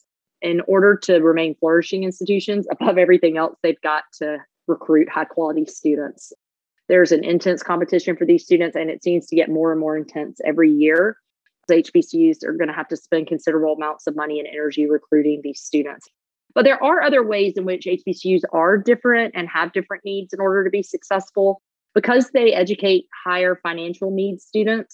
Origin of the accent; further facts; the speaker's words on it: Georgia, United States; now in Charlotte, United States; I grew up in Georgia